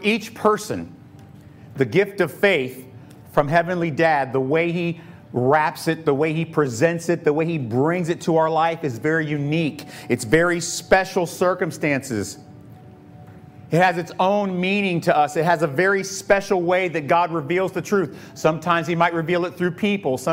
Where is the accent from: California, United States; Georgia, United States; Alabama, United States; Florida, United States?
Florida, United States; Tampa; growing up in Tampa